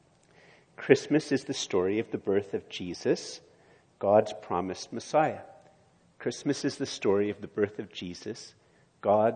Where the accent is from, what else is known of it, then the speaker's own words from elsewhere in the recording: Montreal, Quebec, Canada; moved away; also born or lived in Ottawa / Eganville; I was born in Montreal, lived in Ottawa, and then long time ago now, I lived in a little village called Eganville